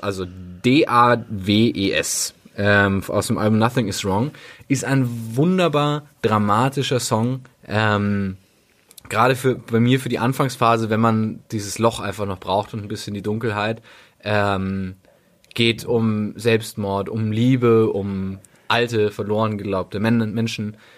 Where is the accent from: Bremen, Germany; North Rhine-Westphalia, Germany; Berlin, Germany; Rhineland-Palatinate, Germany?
Berlin, Germany; also born or lived in Bavaria; als Berliner